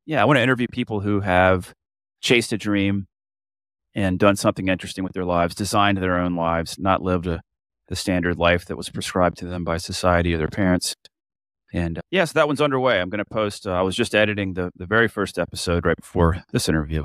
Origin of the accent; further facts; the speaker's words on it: Florida, United States; moved away as an adult; I'm from Florida, but I don't live anywhere anymore besides my boat